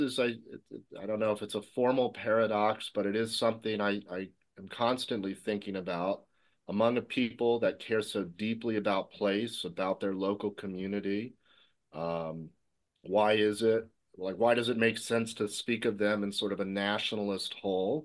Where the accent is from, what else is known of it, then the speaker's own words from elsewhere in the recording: Virginia, United States; now in Vassalboro, Maine, United States; I was born and raised in Virginia